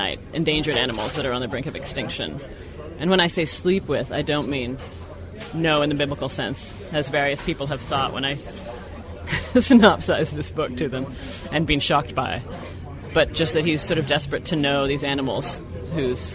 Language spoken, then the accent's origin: English; Toronto, Ontario, Canada; moved away as an adult; also born or lived in Boston; I was born in Boston, but I grew up in Toronto from when I was like 2 to when I went off to college